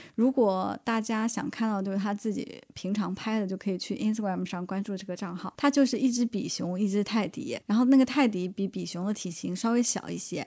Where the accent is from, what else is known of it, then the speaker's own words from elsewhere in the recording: Hefei, Anhui, China; moved away; also born or lived in Florida, United States; 我们老家那块儿合肥